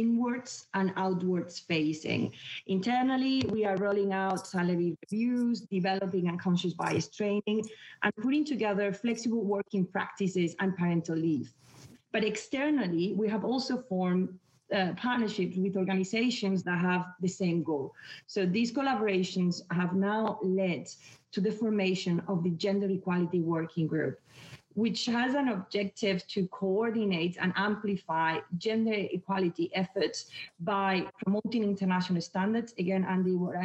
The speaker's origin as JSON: {"language": "English", "town": "Brussels", "region": "Brussels-Capital Region", "country": "Belgium", "tie": "born or raised there", "also_born_or_lived": "Spain / Netherlands / London, United Kingdom / Middle East", "moved": "as an adult", "lives_now": "Abu Dhabi, United Arab Emirates", "said": "I'm Spanish, but actually I grew up in Brussels and went to university in Holland."}